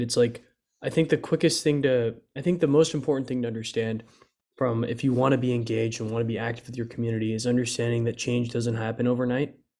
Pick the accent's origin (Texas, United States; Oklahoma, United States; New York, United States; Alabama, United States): Texas, United States; Dallas; also born or lived in McKinney; we're both from Dallas.